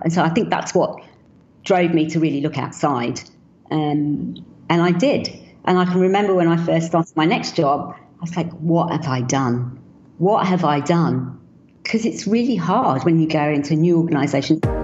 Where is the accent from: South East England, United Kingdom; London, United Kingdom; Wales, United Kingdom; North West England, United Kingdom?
London, United Kingdom; I was born in London